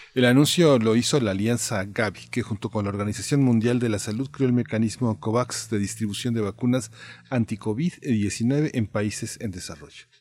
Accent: Mexico; nosotros somos mexicanos

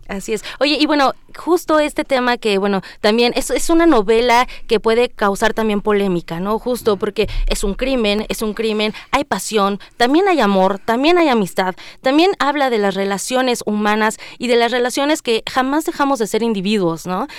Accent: Mexico; como sociedad, como mexicanos

